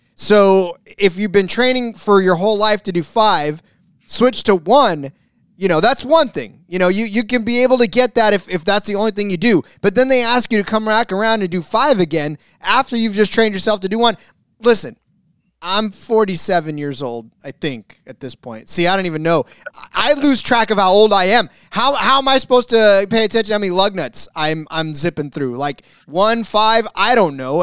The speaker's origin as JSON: {"language": "English", "region": "California", "country": "United States", "said": "my home state of California"}